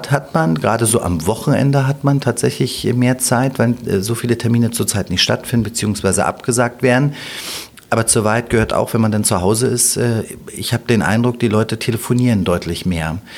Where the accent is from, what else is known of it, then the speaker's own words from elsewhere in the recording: Berlin, Germany; Ich bin gebürtiger Berliner und ich will auch nicht mehr immer hören, Berlin funktioniert nicht